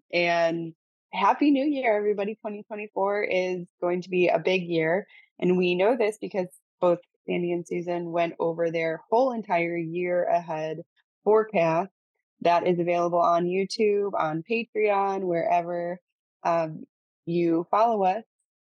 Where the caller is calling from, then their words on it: Cancun, Quintana Roo, Mexico; I am currently calling from Cancun, Mexico.